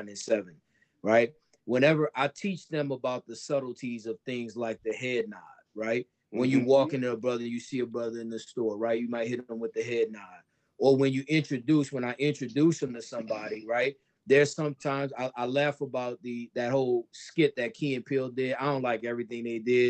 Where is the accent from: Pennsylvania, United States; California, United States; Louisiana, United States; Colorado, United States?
Louisiana, United States; New Orleans; now in Somerville, United States; I grew up in New Orleans, Louisiana, bro, and that we had a Black culture there. I was born in it. I was raised in it.